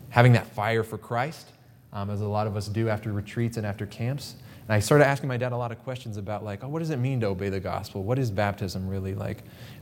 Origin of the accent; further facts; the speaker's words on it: Pittsburg, Kansas, United States; also born or lived in Quito, Ecuador; I am from Quito, Ecuador. I was born on the mission field, and I grew up in a little town called Pittsburgh, Kansas